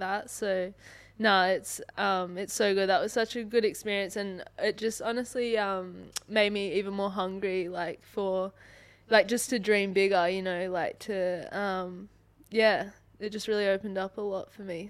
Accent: Sydney, New South Wales, Australia; moved away as an adult; now in Perth, Australia; I'm from Sydney

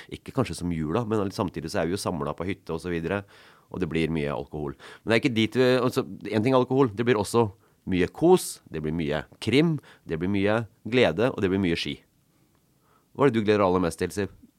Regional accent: Elverum, Innlandet, Norway; moved away as an adult; also born or lived in Stavanger; jeg kom fra Elverum.

